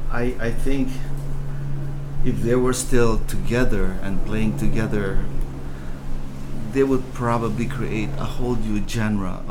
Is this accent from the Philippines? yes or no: yes; Philippines; moved away; when I grew up in the Philippines